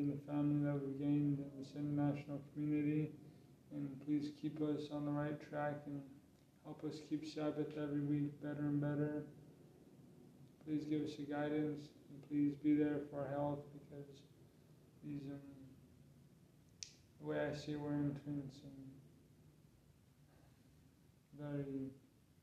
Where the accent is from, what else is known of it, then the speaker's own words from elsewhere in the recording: California, United States; now in Tallinn, Estonia; I'm from California